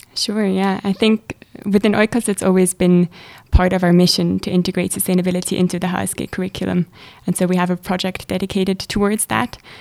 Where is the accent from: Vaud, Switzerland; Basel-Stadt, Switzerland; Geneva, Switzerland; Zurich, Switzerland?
Zurich, Switzerland; moved away as an adult; now in St. Gallen, Switzerland; I'm originally from Zurich